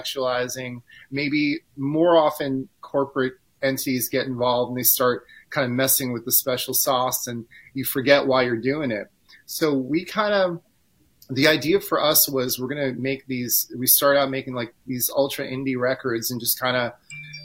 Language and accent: English; New York City, New York, United States; I'm maybe from New York